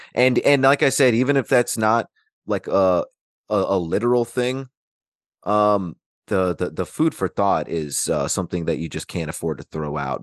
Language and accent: English; Alaska, United States; growing up in Alaska